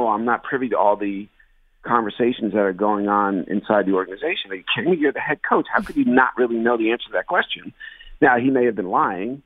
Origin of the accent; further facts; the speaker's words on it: New Jersey, United States; I grew up in New Jersey